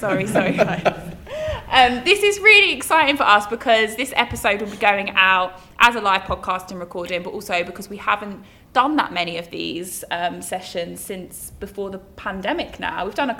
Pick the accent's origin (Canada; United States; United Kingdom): United Kingdom; West Midlands; now in London, United Kingdom; I'm from the West Midlands